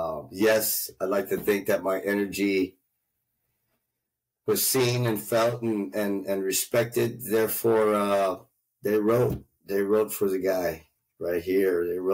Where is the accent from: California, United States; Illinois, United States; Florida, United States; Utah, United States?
Illinois, United States; Winfield; born there; My mom's water broke. I was born in Winfield, Illinois. But luckily, my mom, being a good, smart woman, never set me down. So I never set foot in Illinois.